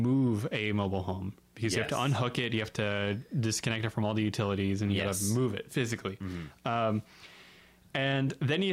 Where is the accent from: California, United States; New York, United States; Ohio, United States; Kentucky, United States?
Kentucky, United States; Northern; I'm from Northern Kentucky. We do not know how to pronounce things in Northern Kentucky